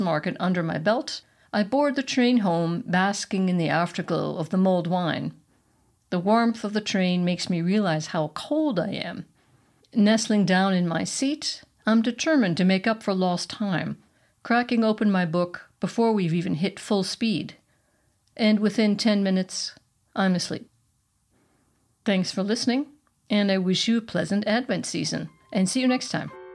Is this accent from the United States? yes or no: yes; United States; now in Germany; not only am I not Bavarian, I'm American